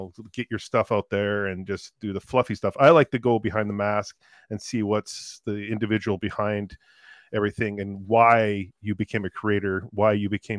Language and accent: English; Canada; I'm very Canadian.